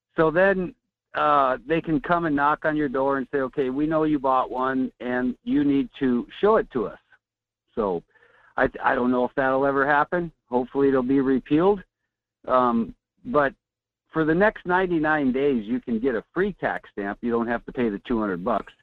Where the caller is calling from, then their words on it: Fairbanks, Alaska, United States; calling from Fairbanks